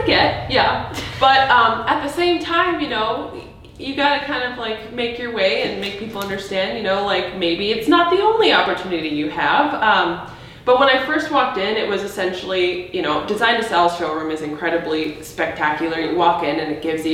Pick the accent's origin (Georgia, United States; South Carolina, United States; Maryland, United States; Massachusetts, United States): South Carolina, United States; Charleston; moved away as an adult; now in Detroit Lakes, United States; I'm originally from Charleston, South Carolina